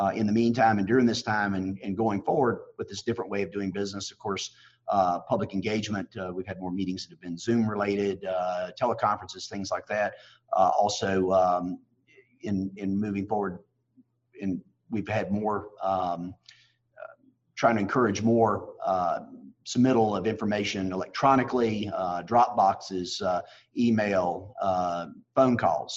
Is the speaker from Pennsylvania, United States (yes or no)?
no; Radford, Virginia, United States; I've served with the city of Radford for a number of years now. It's my hometown